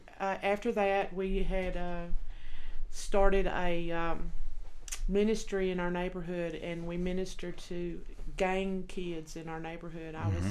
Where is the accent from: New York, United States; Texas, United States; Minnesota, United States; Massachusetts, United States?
Texas, United States; accent: Texas; moved away as an adult; also born or lived in Los Angeles, California / Colorado; now in Wyoming, United States; I was born in Los Angeles, California, but I was raised in Texas.